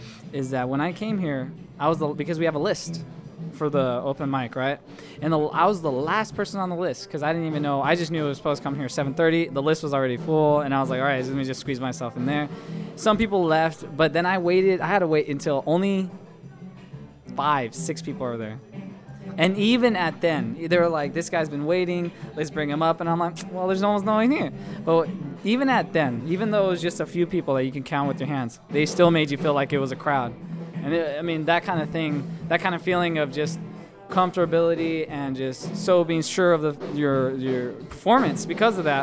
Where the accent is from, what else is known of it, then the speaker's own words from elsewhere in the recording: Stockton, California, United States; I was born and raised in Stockton